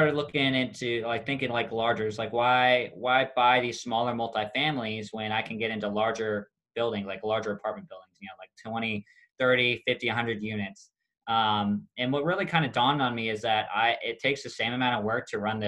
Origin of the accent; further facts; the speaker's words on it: Kansas City, United States; moved away; I'm from Kansas City originally